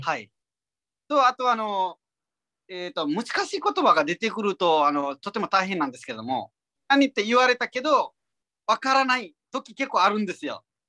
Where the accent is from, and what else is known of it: Nepal; Japanese is a second language; moved away as an adult; now in Japan